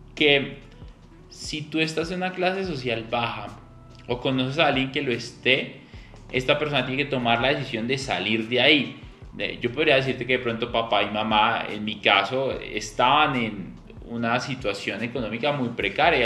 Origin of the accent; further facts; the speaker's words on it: Colombia; mi país, Colombia